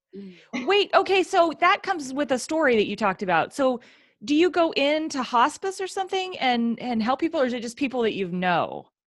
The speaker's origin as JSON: {"language": "English", "region": "Oregon", "country": "United States", "said": "we're from Oregon"}